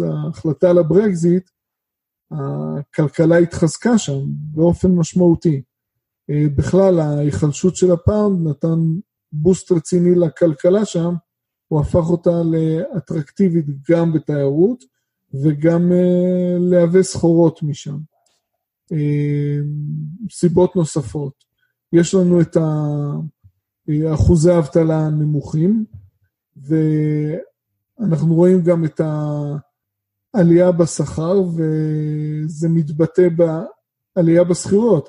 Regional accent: Israel; אנחנו כמשקיעים ישראלים

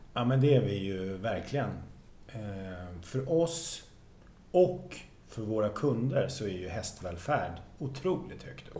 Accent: Sweden; Jag är uppvuxen på bondgård i Västra

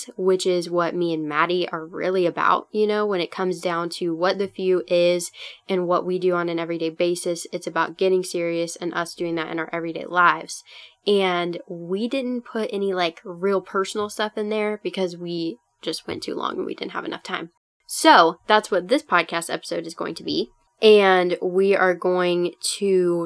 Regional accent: Minnesota, United States; I'm Minnesotan

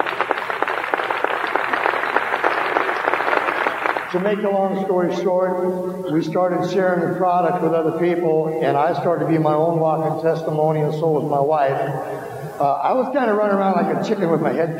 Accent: Iowa, United States; I'm originally from Iowa

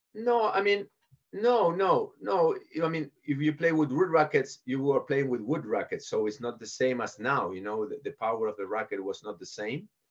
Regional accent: Buenos Aires, Argentina; moved away as an adult; I was born in Buenos Aires in Argentina, so I went to an English school and an English uh, club

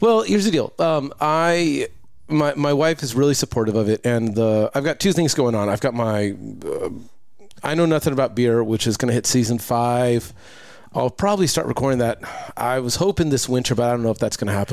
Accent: Lakewood, California, United States; moved away; also born or lived in Long Beach; I grew up in the Lakewood Bellflower area

